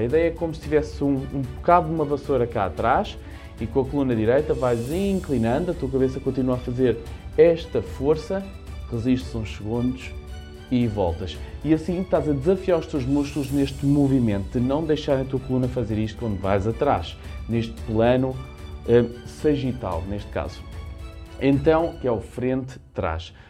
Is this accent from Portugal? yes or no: yes; Lisbon, Portugal; eu sou da região de Lisboa